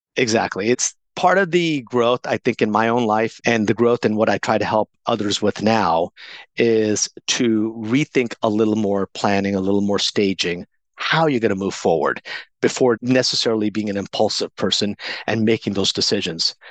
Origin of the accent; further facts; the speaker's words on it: Coronado, California, United States; also born or lived in India / Pakistan / San Diego; I ended up growing up in a beautiful beachside community called Coronado, California.